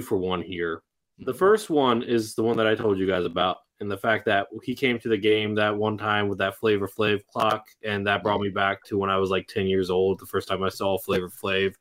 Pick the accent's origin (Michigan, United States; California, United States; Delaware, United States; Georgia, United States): Delaware, United States; I'm from Delaware